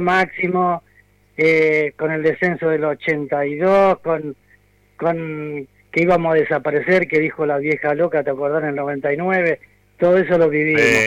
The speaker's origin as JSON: {"language": "Spanish", "town": "Temperley", "region": "Buenos Aires Province", "country": "Argentina", "said": "soy de acá de Temperley, San José"}